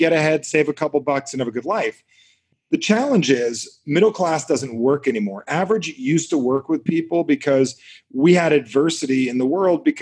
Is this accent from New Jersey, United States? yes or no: yes; New Jersey, United States; I'm from Jersey.